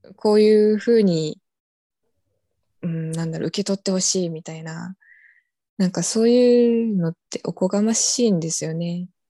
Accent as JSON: {"language": "Japanese", "town": "Yonaguni", "region": "Okinawa", "country": "Japan", "tie": "born or raised there", "also_born_or_lived": "Kyoto", "moved": "as an adult", "said": "私の地元の与那国島"}